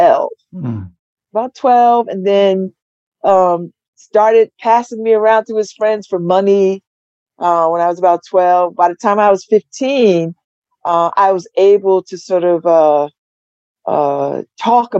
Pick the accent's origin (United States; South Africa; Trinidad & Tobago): United States; New Haven, Connecticut; I'm from New Haven. I grew up in New Haven